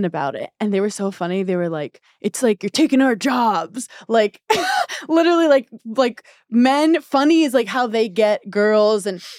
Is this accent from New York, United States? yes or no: yes; New York, United States; One, I don't have a driver's license because I'm from New York and I'm really bad driving.